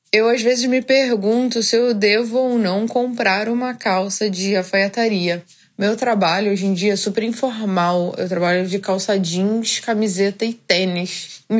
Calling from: Campos dos Goytacazes, Rio de Janeiro, Brazil; eu sou de Campos dos Goitacazes, Rio de Janeiro.

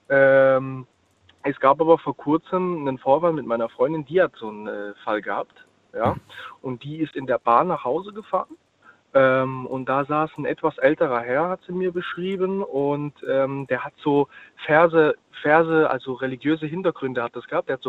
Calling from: Ludwigshafen, Rhineland-Palatinate, Germany; Ich bin aus Ludwigshafen.

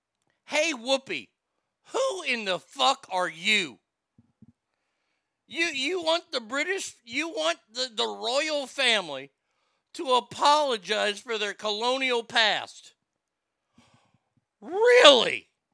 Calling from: Garland, Texas, United States; I'm calling from Garland, Texas. America.

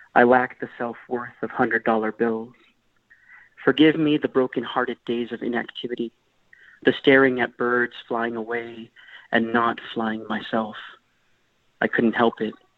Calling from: Mesa, Arizona, United States; I'm calling from uh, Mesa, Arizona

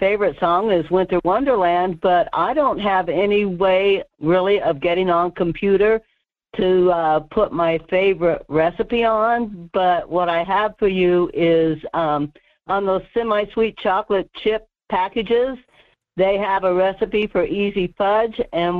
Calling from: Alaska, United States; It's Murph calling from the Denali area.

